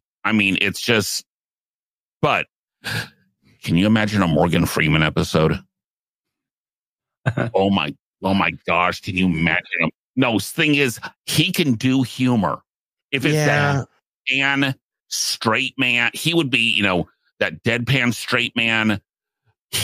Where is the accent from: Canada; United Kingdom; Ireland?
Ireland; it's maybe because I'm Irish.